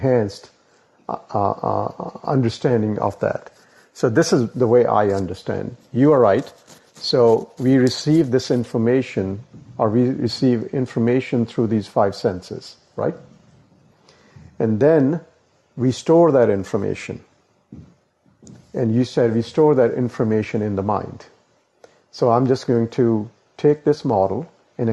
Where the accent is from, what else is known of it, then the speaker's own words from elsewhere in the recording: India; I was born in India, in that country